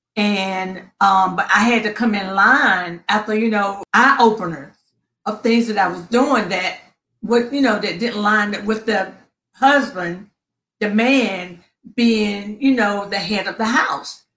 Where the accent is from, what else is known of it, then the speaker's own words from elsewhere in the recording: Princeton, North Carolina, United States; now in Upper Marlboro, United States; I am originally from Princeton, very small town in North Carolina